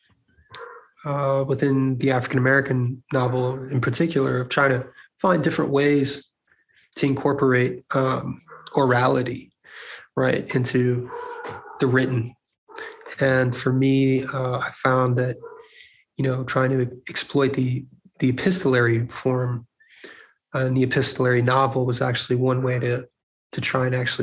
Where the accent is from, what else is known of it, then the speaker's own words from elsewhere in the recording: Paris, Île-de-France, France; moved away; I grew up in France, in Paris.